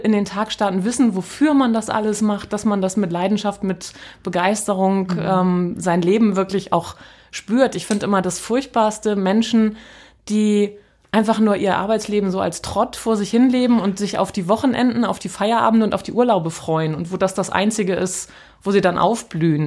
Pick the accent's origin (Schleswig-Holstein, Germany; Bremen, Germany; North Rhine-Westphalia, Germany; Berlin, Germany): Schleswig-Holstein, Germany; North Frisia; moved away as an adult; also born or lived in Kiel; now in Hamburg, Germany; ich bin in Nordfriesland groß geworden